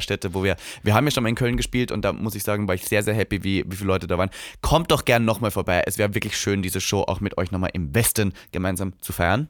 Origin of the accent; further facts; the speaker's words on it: Austria; moved away; in meiner Heimat